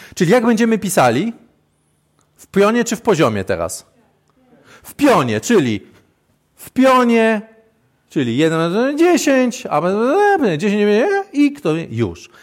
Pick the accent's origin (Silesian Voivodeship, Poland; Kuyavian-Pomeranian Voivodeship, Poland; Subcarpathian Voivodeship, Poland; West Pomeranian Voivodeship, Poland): West Pomeranian Voivodeship, Poland; Świdwin; jestem ze Świdwina